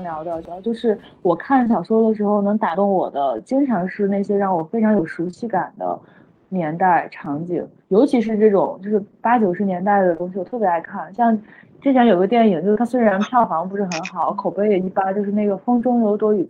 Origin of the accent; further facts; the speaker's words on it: Shandong, China; 张悦然是我们山东人啊